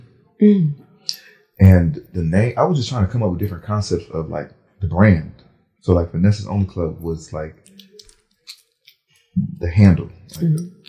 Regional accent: New Jersey, United States; born there; Yeah, I was born in Jersey.

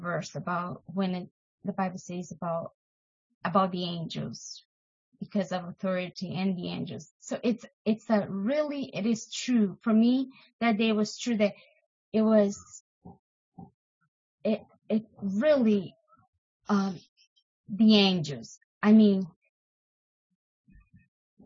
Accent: Brazil; moved away; I am from Brazil

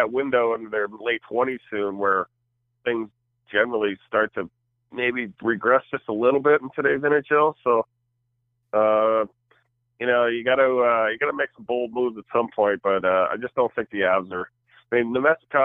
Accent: New Hampshire, United States; I grew up in New Hampshire, a big, massive Celtic fan

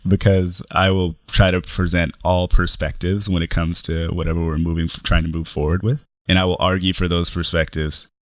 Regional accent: Richmond, California, United States; also born or lived in El Sobrante, California / Berkeley, California; I grew up in the Bay Area, grew up in Richmond, California, until middle school, where I moved to El Sobrante, California

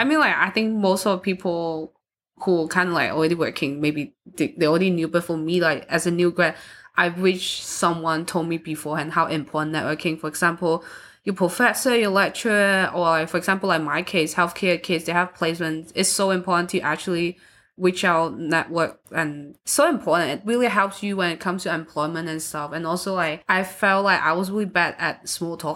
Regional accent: Hong Kong; now in Austria; I'm from Hong Kong, so we don't, most of the people, they, they don't really have a religion

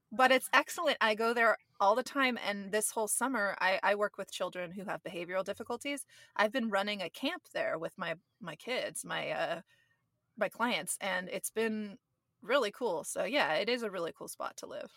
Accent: Gilroy, California, United States; also born or lived in San Jose, California / North San Francisco Bay Area, California; I grew up in the South Bay in Gilroy, which is where they have the Garlic Festival

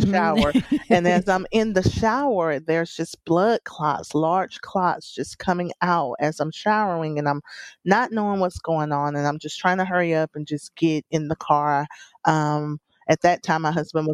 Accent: South Alabama, United States; I was born in Alabama. I'm a South Alabama girl.

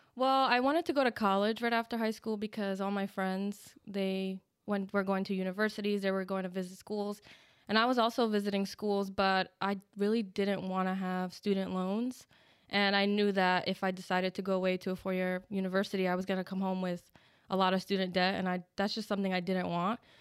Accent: New Jersey, United States; I was born in New Jersey, and when I turned 18, I enlisted

